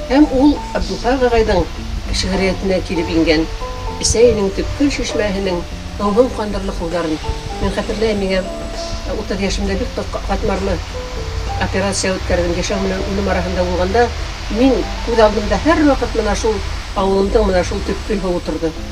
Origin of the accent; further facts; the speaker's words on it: Kusey, Bashkortostan, Russia; мин абдулхак игбаев менен ауылдаш буларак